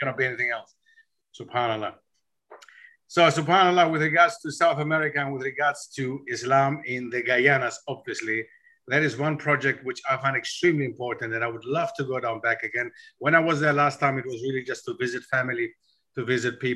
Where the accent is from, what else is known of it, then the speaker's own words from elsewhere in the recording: Germany; moved away as an adult; now in United Kingdom; I go back to where I grew up in Germany, I grew up in a town, 250,000 inhabitants